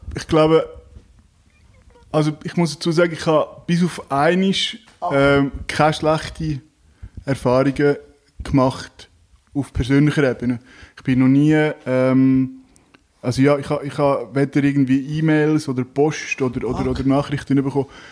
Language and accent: German; Zug, Switzerland; moved away; ich bin ursprünglich aus Zug, äh, im Zug aufgewachsen